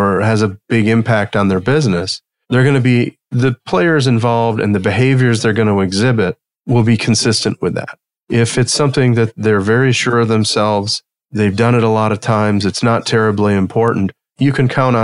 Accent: outside of Detroit, southern Michigan, United States; I grew up outside of Detroit and, you know, in the cornfields and farms of southern Michigan

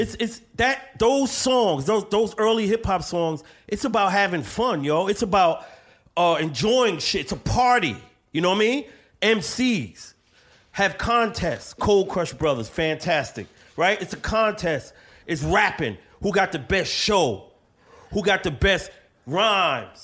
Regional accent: New York City, New York, United States; now in Bronx, United States; I'm from Brooklyn

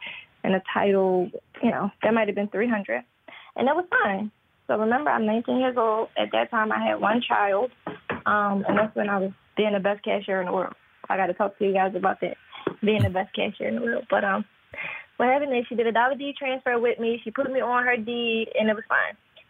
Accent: Philadelphia, Pennsylvania, United States; So I'm in Pennsylvania. I'm originally from Philadelphia, and I just moved like to upstate Pennsylvania.

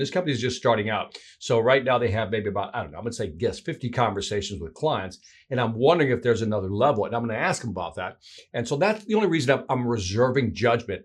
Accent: Chicago, Illinois, United States; That's my hometown there, Chicago

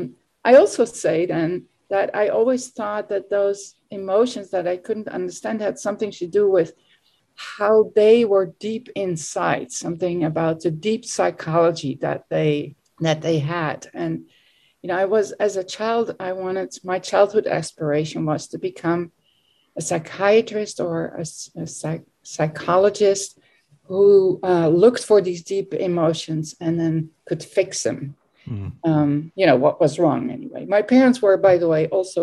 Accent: Netherlands; moved away as an adult; also born or lived in United States; now in Belgium; I was raised and born and raised in the Netherlands

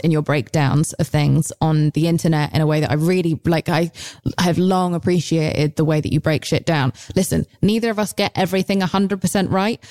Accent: United Kingdom

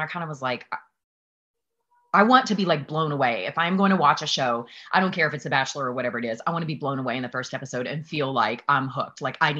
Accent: the South, United States; When I was on the show, I'm from the South, and they took us

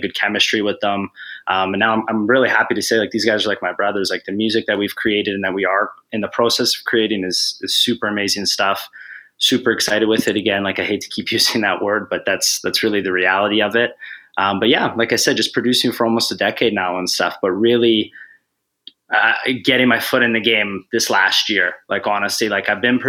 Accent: Calgary, Alberta, Canada; I'm a producer from Calgary, Canada

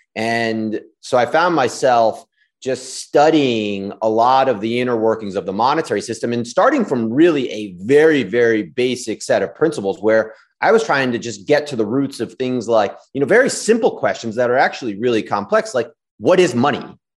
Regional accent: Washington, District of Columbia, United States; I grew up in D C, went to s, school in D C my whole life

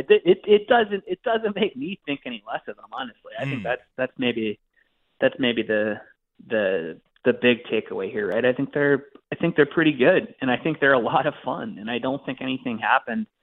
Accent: United States; As an American hockey fan and as an American hockey writer

